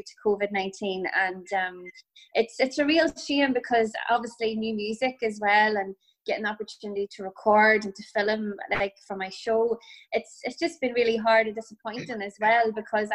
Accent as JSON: {"language": "English", "area": "County Tyrone", "region": "Northern Ireland", "country": "United Kingdom", "moved": "yes", "lives_now": "Sligo, Ireland", "said": "I'm originally from Tyrone"}